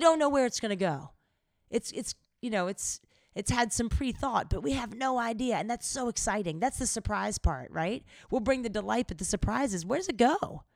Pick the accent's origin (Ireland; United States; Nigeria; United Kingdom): United States; the South; growing up in the South